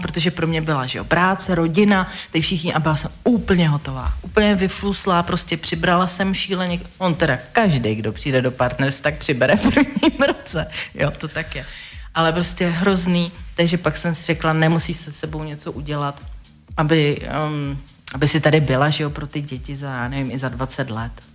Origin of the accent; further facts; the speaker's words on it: Velešín, South Bohemian Region, Czechia; já jsem z Velešína